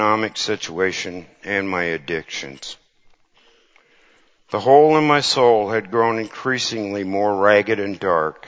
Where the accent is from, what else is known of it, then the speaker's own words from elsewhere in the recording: Cedar Falls, Iowa, United States; I grew up in the Cedar Falls, Waterloo area in an ex-farm farmhouse in Cedar Falls.